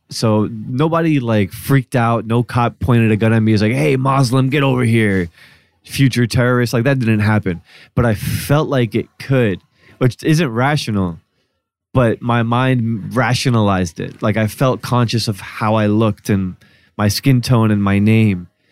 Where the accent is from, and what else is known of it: New Jersey, United States; born or raised there; moved away